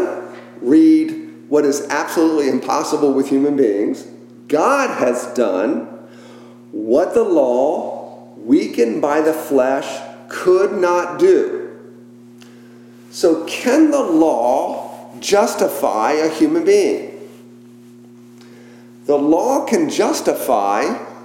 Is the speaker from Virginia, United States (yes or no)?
yes; McLean, Virginia, United States; the home I grew up in around the Beltway in McLean